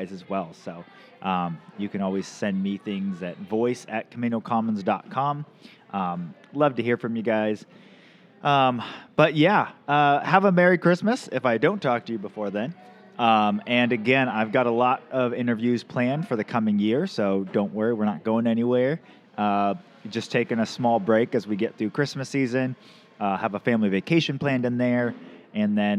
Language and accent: English; Camano Island, Washington, United States; now in Mount Vernon, United States; I grew up on Camano Island, but now my wife and I live in Skagit County